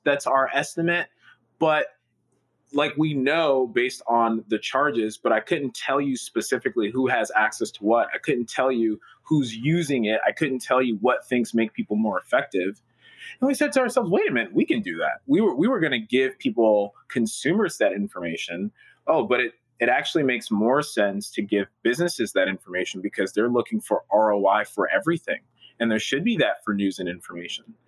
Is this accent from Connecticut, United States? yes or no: no; Newark, New Jersey, United States; I was born and raised in Newark